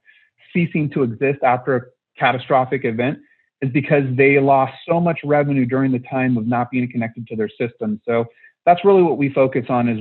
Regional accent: California, United States; born and raised in California

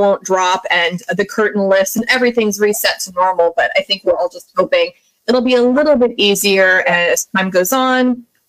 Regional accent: United States; As an American

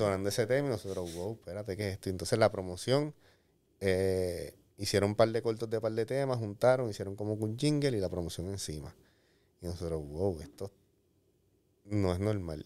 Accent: San Juan, Puerto Rico; pues de San Juan, de Cupey

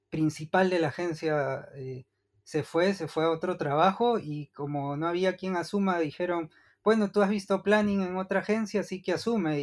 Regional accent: Lima, Peru; moved away as an adult; also born or lived in Buenos Aires, Argentina; now in Malmö, Sweden; yo nací en, Lima, en la capital de Perú, y estuve ahí. Eh, bueno, ahí estudié todo el colegio

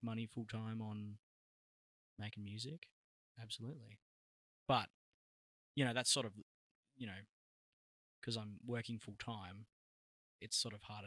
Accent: Anakie, Victoria, Australia; now in Geelong, Australia; I was brought up in Anarchy, which is proper country bumpkin town.

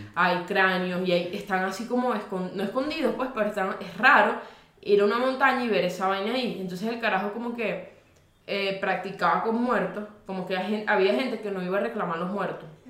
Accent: Maracay, Aragua, Venezuela; yo nací en Maracay

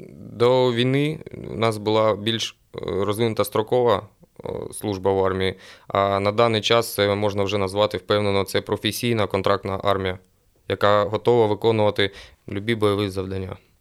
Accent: Sloviansk, Kramatorsk, Druzhkivka, Kostiantynivka area, Donetsk Oblast, Ukraine; у місті Слов'янськ, Краматорськ, Дружківка, Константинівка, е, так як я сам місцевий

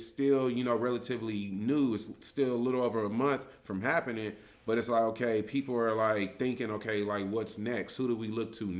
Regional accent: Los Angeles, California, United States; growing up in the Crenshaw community ever since a kid, since I was born. I mean, I've always stayed in the Crenshaw

